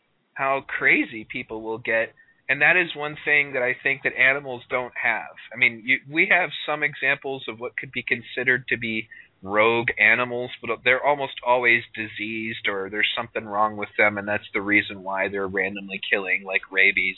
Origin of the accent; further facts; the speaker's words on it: United States; I am American, asshole. I'm a Native American